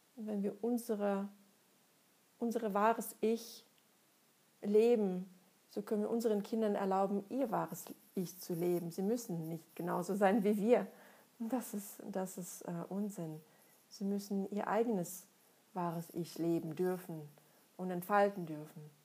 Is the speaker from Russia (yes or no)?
yes; Russia; moved away as an adult; now in Germany; Ich komme aus Russland, bin da geboren und aufgewachsen, lebe seit schon über 20 Jahren in Deutschland.